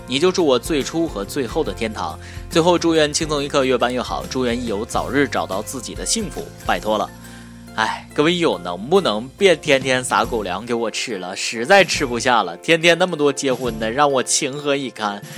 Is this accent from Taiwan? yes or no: no; China; 我们中国人小学的时候